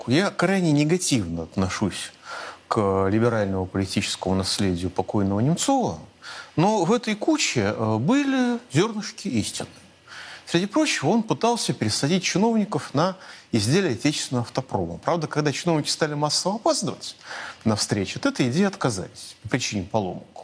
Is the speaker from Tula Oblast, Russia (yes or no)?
no; Moscow, Russia; я от своей, от своей автомашины, как москвич, избавился